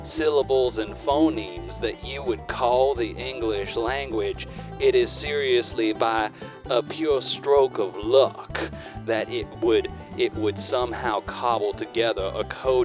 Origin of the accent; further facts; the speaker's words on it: Alabama, United States; I am an Alabama man through and through.